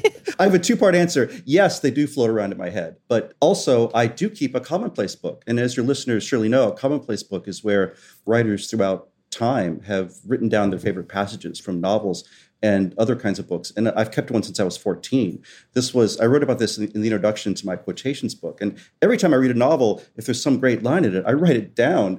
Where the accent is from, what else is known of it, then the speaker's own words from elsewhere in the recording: West Virginia, United States; moved away; also born or lived in Southwest Florida; When I was young, growing up in West Virginia and then in Southwest Florida